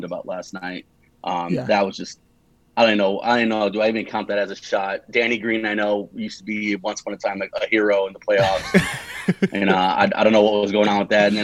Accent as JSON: {"language": "English", "town": "Los Angeles", "region": "California", "country": "United States", "tie": "born or raised there", "said": "grew up in the San Fernando Valley, city called Canoga Park"}